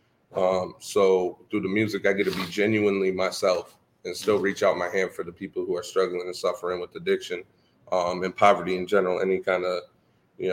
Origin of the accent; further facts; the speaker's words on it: Lansing, Michigan, United States; I grew up East Side. I grew up, actually, my family went to this church when I was in elementary school, middle school. Yeah. So I grew up in this neighborhood